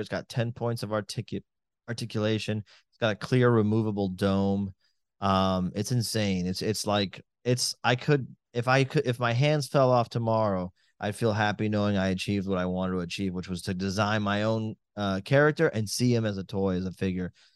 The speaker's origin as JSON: {"language": "English", "town": "Miami", "region": "Florida", "country": "United States", "said": "I'm from Miami"}